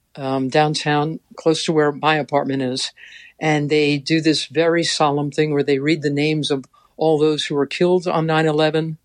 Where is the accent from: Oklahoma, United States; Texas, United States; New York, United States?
New York, United States; New York City; I'm a chick from Queens